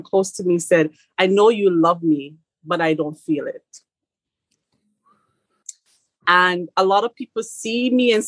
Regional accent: Jamaica; moved away; as a Jamaican coming here

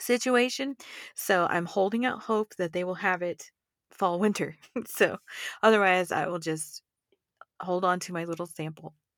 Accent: Texas, United States; now in Colorado, United States; I'm from Texas

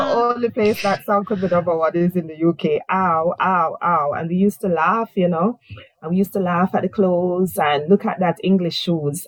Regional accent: Jamaica; moved away as an adult; now in United Kingdom; I said, Jamaica.

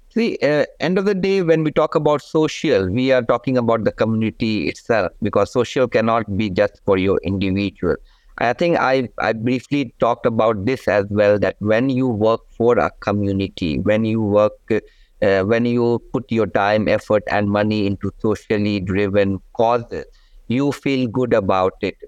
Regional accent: India; now in Malaysia; I come originally from India

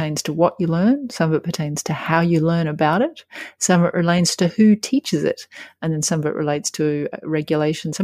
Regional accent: Australia; my Australian people

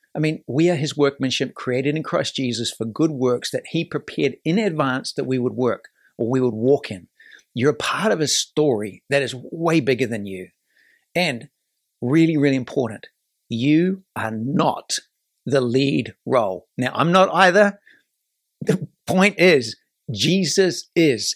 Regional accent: New Zealand; now in United States; this is my adopted country. I'm from New Zealand

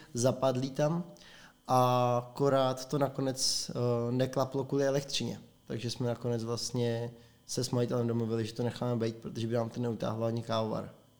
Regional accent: Prague, Czechia; moved away as an adult; now in Plzeň, Czech Republic; My jsme oba dva Pražáci. Zapráskaní Pražáci

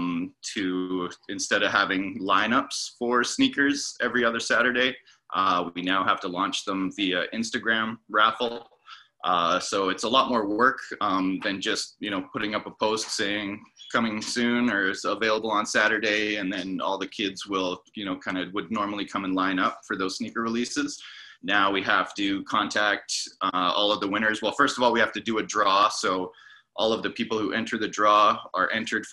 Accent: Yukon, Canada; moved away as an adult; also born or lived in Vancouver; my hometown in the Yukon

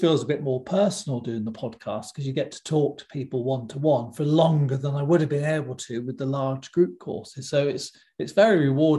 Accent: West Country, South West England, United Kingdom; I come from the West Country in England, and we don't talk that fast at all.

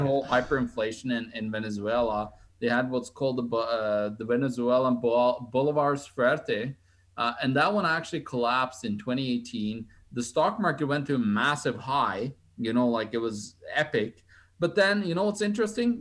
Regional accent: Norway; I grew up in Norway

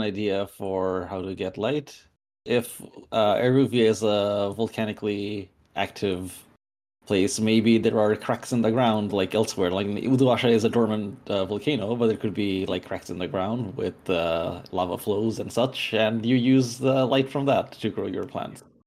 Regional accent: Bangladesh; I'm from Bangladesh

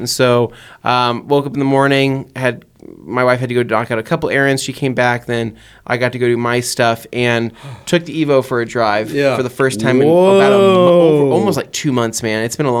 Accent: San Diego, California, United States; I am from San Diego, California.

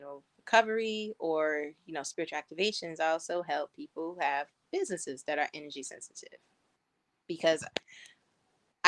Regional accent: Northeast, United States; moved away as an adult; now in West Coast, United States; I come from the Northeast.

